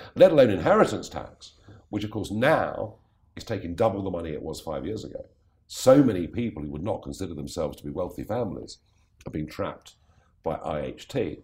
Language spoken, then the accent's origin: English; England, United Kingdom; I am so English